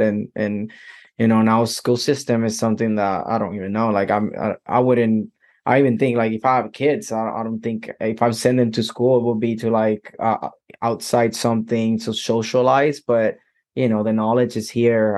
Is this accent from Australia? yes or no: no; Puerto Rico; I'm from Puerto Rico